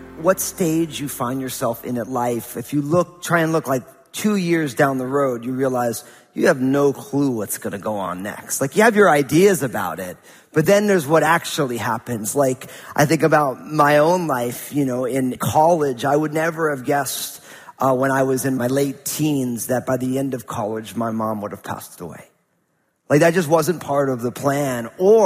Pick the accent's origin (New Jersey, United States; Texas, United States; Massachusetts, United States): New Jersey, United States; growing up in New Jersey in a kind of a non-spiritual family